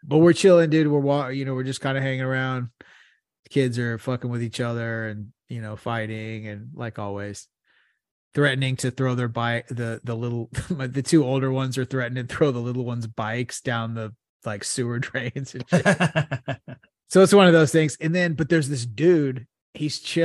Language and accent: English; United States; I'm American